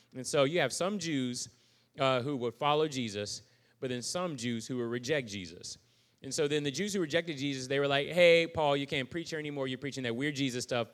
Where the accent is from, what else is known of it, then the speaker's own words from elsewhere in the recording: United States; I'm still an American